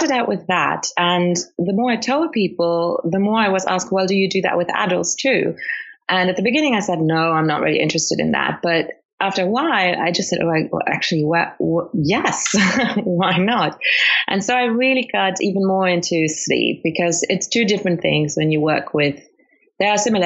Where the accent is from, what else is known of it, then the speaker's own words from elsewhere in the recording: Luxembourg; English is a second language; also born or lived in Colombia / United Kingdom; absolutely bred completely in Luxembourg. So I've lived there all my life